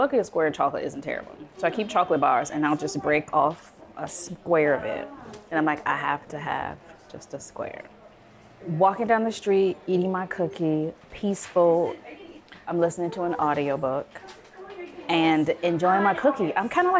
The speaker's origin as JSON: {"language": "English", "town": "Chicago", "region": "Illinois", "country": "United States", "moved": "yes", "said": "I'm from the Southside of Chicago"}